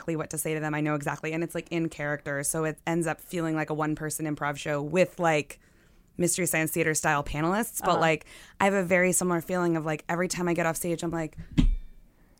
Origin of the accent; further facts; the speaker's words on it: the South, United States; moved away; also born or lived in Los Angeles; I'm from the South originally